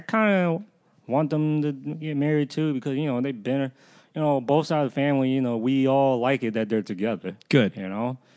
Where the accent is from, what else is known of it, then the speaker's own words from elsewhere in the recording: the South, Southern United States, United States; accent: southern; why I sound so southern.